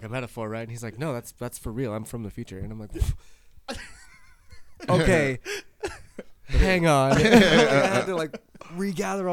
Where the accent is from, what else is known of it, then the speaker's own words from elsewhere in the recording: Loveland, Colorado, United States; also born or lived in Nebraska; Loveland's my hometown